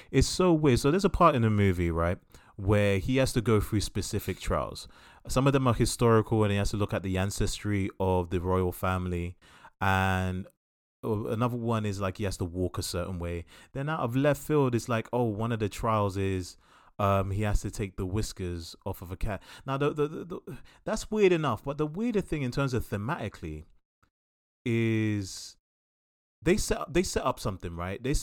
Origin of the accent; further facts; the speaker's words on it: DR Congo; I come from Congo where 90% of the world's resources to create electronics come from my country.